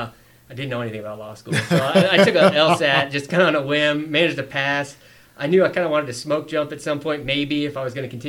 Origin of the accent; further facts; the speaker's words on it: Colorado Springs and Denver, United States; also born or lived in Fort Collins, Colorado; I grew up kind of in Colorado Springs in Denver